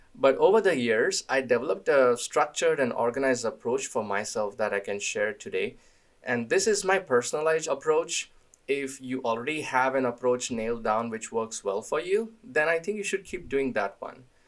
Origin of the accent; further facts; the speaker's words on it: India; moved away; I grew up in India